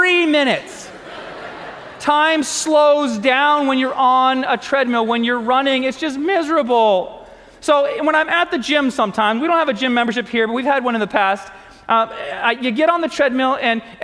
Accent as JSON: {"language": "English", "country": "United States", "said": "I'm American"}